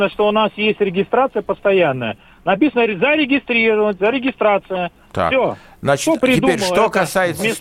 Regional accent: Moscow, Russia; Я родился в Москве, жил, развелся, выписался от жены. Сейчас у меня временная регистрация.

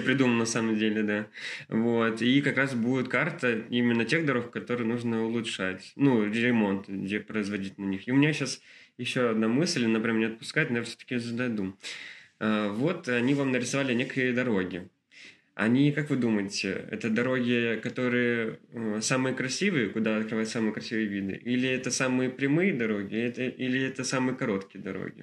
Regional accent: Kolpino, Saint Petersburg, Russia; я вспомнил детство своем вот этот парк Чухонка, я из Колпина

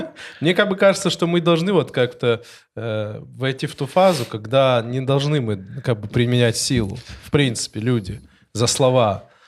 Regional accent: North Caucasus, Russia; Russian is a second language; now in Moscow, Russia; я с Кавказа, вы с Кавказа, сколько лет живу

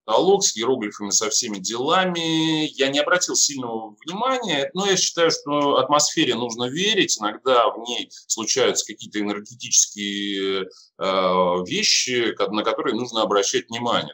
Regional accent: Saint Petersburg, Russia; Я сам из Питера, я сам даже из города Ленинграда

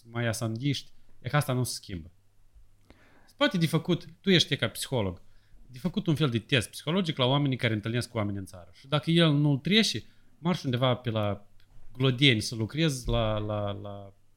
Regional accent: Moldova; moved away

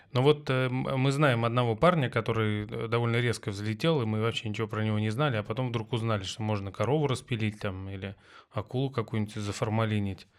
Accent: Tver, Tver Oblast, Russia; moved away; я из Твери

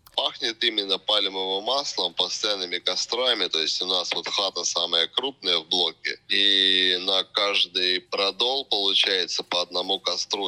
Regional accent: Russia; moved away as an adult; now in Goa, India; Я обычный э, выходец из СССР

